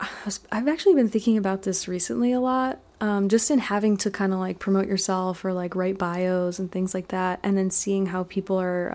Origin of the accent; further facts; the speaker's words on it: Basking Ridge, New Jersey, United States; also born or lived in Edison, New Jersey; now in Rosendale, United States; I'm from Jersey originally.